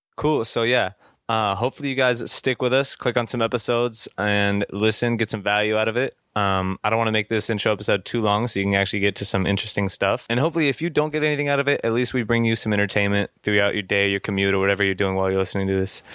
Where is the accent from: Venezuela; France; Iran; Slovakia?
France; now in Houston, United States; I was born in France. I am living in Houston, Texas at the time of recording